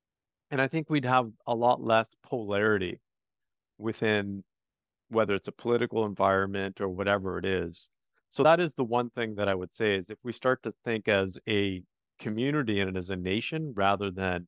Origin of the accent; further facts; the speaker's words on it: Canada; Actually, Canada. So I'm Canadian.